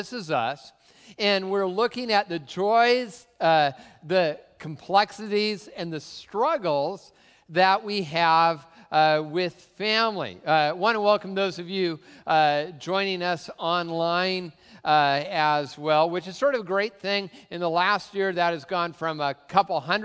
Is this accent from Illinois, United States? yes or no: no; Tacoma, Washington, United States; I grew up in really the cultural center of the Pacific Northwest, Tacoma